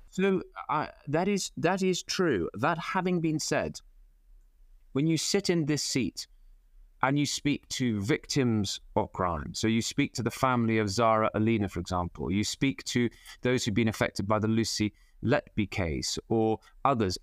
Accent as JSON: {"language": "English", "town": "Cheltenham", "region": "South West England", "country": "United Kingdom", "tie": "born or raised there", "said": "my hometown"}